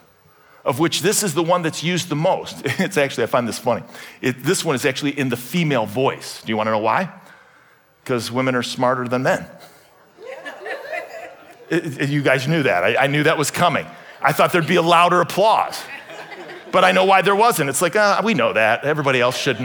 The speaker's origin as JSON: {"language": "English", "town": "Cleveland", "region": "Ohio", "country": "United States", "tie": "born or raised there", "said": "I was born in Cleveland, Ohio, on the western side of the suburbs"}